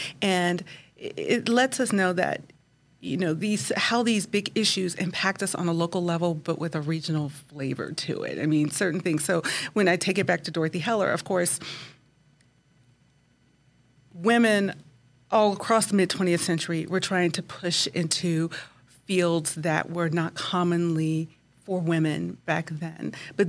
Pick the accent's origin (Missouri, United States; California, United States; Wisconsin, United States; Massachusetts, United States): Missouri, United States; Kansas City; I am not. I am from Kansas City, Missouri.